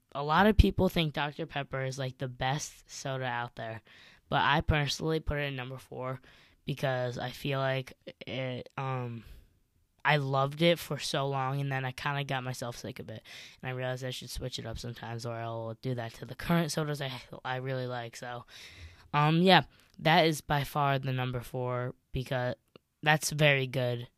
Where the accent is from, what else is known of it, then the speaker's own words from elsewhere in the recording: Chicago, Illinois, United States; growing up in Chicago